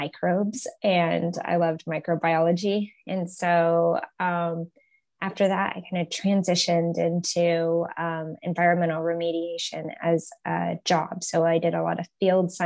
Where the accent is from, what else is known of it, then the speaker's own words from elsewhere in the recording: Los Alamos, New Mexico, United States; I grew up in New Mexico, in Los Alamos, New Mexico